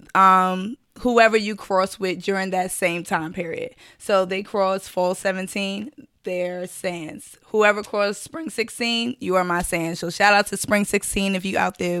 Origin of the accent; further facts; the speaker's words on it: New York City, New York, United States; Born and raised from Brooklyn, New York